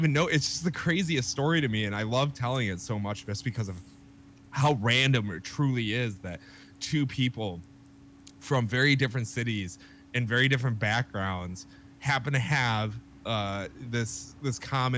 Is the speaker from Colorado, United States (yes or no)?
no; Rochester, New York, United States; originally I was born and raised in Rochester, New York